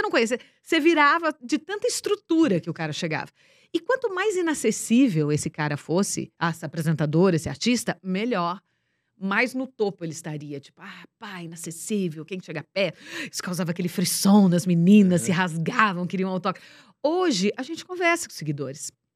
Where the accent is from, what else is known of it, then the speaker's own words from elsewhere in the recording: Ibaté, São Paulo, Brazil; moved away; Nós somos de Baté.